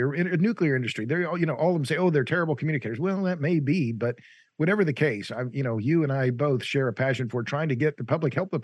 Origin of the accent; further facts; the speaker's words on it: Tulsa, Oklahoma, United States; I'm from Tulsa